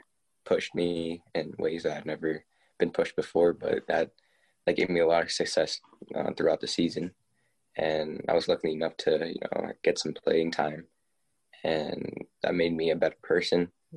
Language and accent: English; South Riding, Virginia, United States; I'm 17 from South Ryan, Virginia.